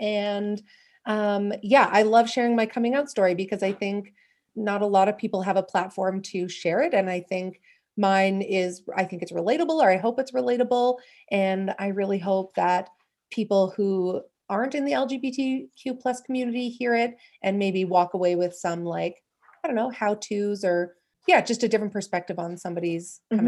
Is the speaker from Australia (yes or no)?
no; Calgary, Alberta, Canada; I'm from Calgary in Canada.